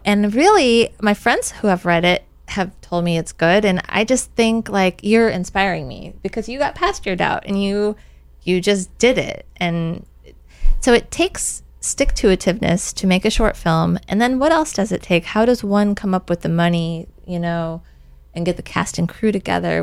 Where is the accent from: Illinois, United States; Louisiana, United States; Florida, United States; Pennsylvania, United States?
Illinois, United States; now in Avalon, United States; I'm originally from Illinois